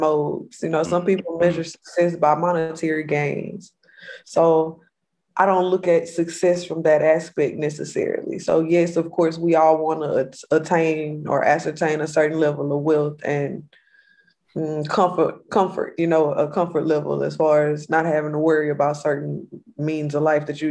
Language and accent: English; Missouri City, Texas, United States; I'm native Mo City from Houston area, born and raised